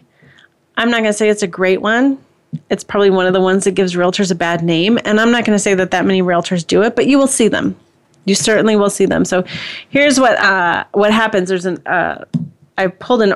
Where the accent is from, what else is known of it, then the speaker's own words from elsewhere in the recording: Indiana, United States; I'm from Indiana, so I say Pokemon